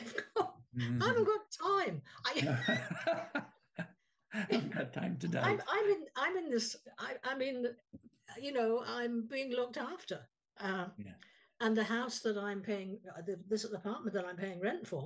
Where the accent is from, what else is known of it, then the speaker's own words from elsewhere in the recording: England, United Kingdom; I was born in England